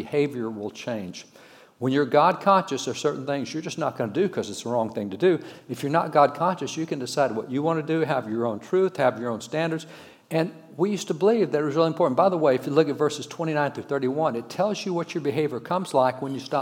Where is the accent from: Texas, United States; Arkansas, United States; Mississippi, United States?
Texas, United States; I'm a cowboy from Texas.